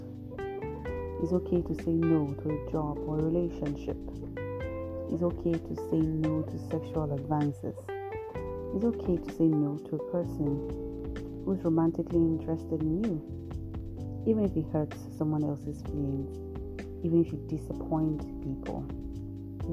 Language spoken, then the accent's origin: English; Nigeria; I'm a Nigerian